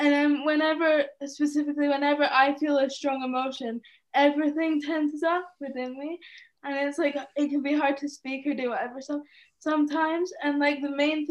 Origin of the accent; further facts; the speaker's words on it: Scotland, United Kingdom; also born or lived in Edinburgh, Scotland; I'm from Scotland